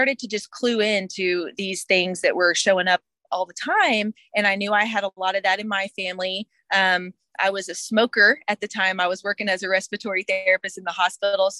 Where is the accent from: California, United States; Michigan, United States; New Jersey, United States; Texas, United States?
Texas, United States; Houston; also born or lived in San Marcos, Texas; I was born in Houston, Texas, made my way to San Marcos, Texas for college